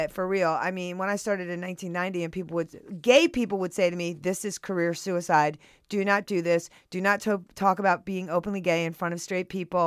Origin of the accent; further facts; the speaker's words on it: Southern California, United States; I'm from Southern California and we're having a drought.